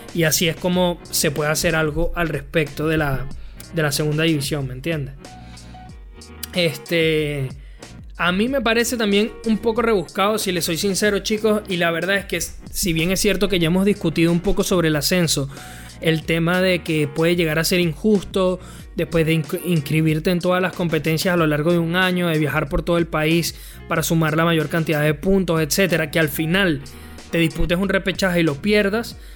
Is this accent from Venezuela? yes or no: yes; Venezuela; yo como venezolano